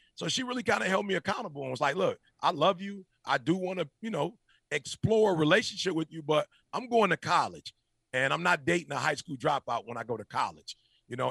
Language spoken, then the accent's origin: English; Detroit, Michigan, United States; I'm a Michigan grad, but I grew up in Detroit